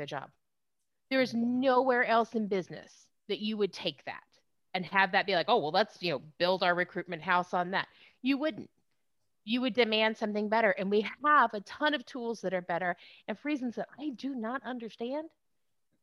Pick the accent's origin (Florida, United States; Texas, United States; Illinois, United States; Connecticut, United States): Texas, United States; Southeast; also born or lived in Houston, Texas / Austin, Texas; I was raised, I grew up in Texas, born in Houston, raised in Southeast Texas